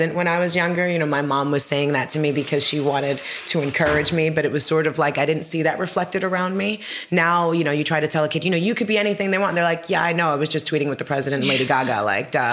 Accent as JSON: {"language": "English", "region": "New York", "country": "United States", "tie": "born or raised there", "said": "I grew up in New York"}